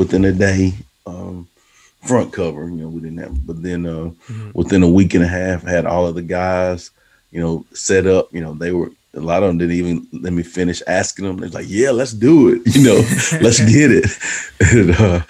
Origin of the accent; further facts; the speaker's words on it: Texas, United States; a guy from a small town in Texas, you know, my hometown